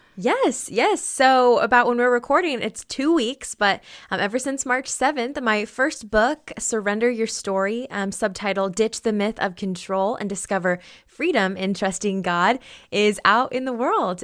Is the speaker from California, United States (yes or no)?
no; Oregon, United States; born and raised in Oregon